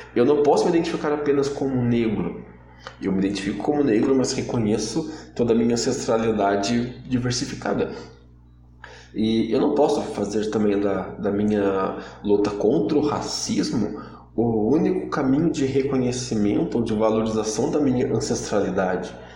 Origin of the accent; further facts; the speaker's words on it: Brazil; hoje nós somos brasileiros e como brasileiros